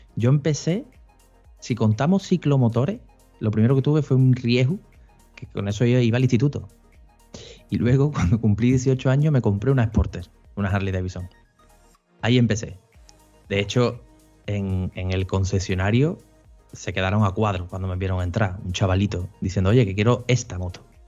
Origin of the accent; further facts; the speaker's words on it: Seville, Andalusia, Spain; yo soy nacido en Sevilla, criado en Sevilla y residente en Sevilla